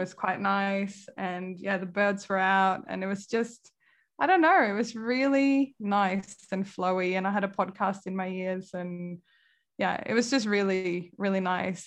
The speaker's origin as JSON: {"language": "English", "town": "Kalmar", "region": "Kalmar County", "country": "Sweden", "tie": "born or raised there", "also_born_or_lived": "Manchester, United Kingdom / Leeds, United Kingdom / San Francisco, United States", "moved": "as an adult", "lives_now": "Melbourne, Australia", "said": "my hometown, Kalmar in Sweden"}